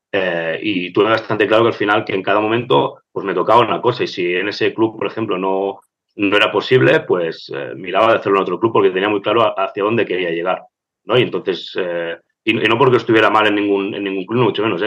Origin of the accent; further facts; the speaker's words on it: Barcelona, Catalonia, Spain; yo fui estudiante de, mi escuela, aquí de, Gracia, de Bedruna. Eh, estudié todo mi vida ahí